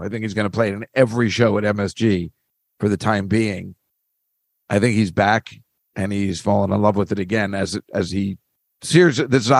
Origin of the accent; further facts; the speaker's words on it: Edison, New Jersey, United States; It's just like, oh, I'm from Edison, because they all know it. They all have relatives there.